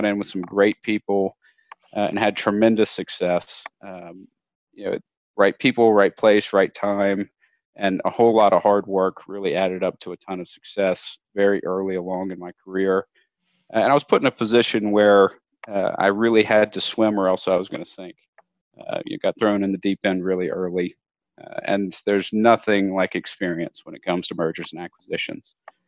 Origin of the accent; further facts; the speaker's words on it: Lafayette, Louisiana, United States; Yeah, I was born and raised in South Louisiana in a town called Lafayette. It's about 120,000 people, so big for Louisiana, but small by big city standards.